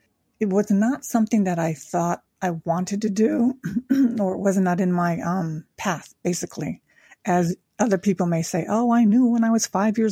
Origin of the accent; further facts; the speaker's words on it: Tokyo, Japan; Now, I was born in Japan after the Korean War. My father was in the military, met my Japanese mother there. And throughout my life, I grew up in Tokyo during the Vietnam War.